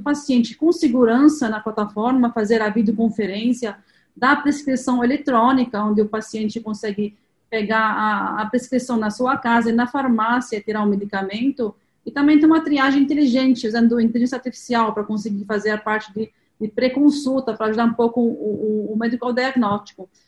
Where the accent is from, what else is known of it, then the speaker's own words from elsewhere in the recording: Lebanon; Portuguese is a second language; moved away as an adult; now in Brazil; Eu sou libanesa, tenho um pouco de sotaque, estou aqui no Brasil há, 20, há 23 anos